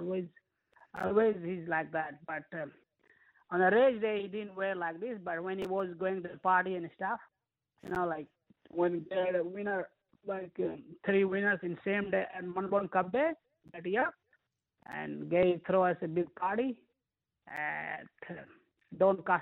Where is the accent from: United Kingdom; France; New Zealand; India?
India; moved away as an adult; also born or lived in Hyderabad, India; now in Australia; I'm originally from India. I've been in Australia since 2006.